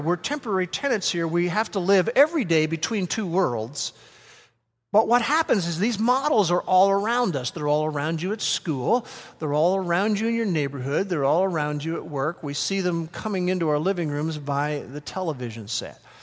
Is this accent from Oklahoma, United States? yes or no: yes; Norman, Oklahoma, United States; first language English; I grew up in this part of the world